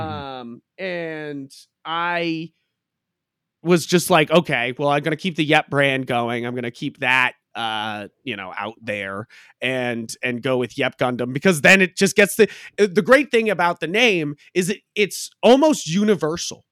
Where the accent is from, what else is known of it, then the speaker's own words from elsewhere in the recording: Hampton Beach, New Hampshire, United States; moved away as an adult; also born or lived in Boston, Massachusetts; now in Haverhill, United States; I was born and raised in New Hampshire, uh, Hampton Beach